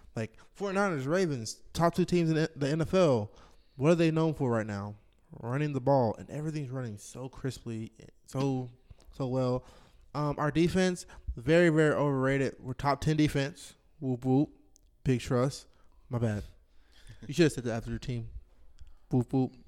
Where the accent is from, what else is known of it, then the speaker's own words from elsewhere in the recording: Charlotte, North Carolina, United States; also born or lived in Texas; I'm not from Louisiana. I'm, uh, I'm originally here from Charlotte.